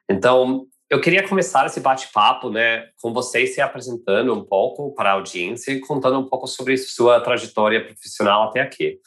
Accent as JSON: {"language": "Portuguese", "country": "United States", "moved": "yes", "lives_now": "Brazil", "said": "Sou americano"}